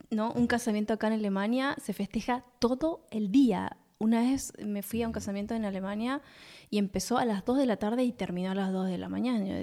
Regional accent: Paraguay; also born or lived in Buenos Aires, Argentina; nací en Buenos Aires, con ocho años fuimos a Paraguay.

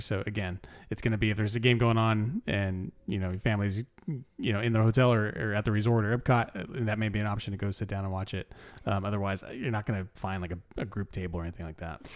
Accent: California, United States; I'm from California

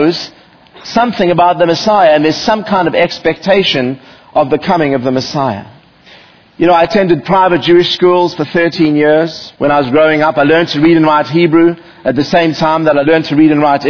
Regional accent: South Africa; moved away as an adult; now in United States; growing up in South Africa

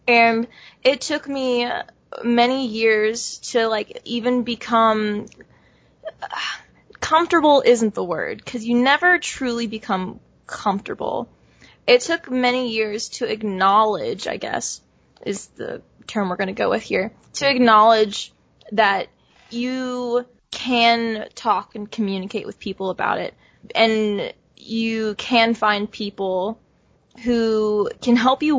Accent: the South, United States; I grew up in the South

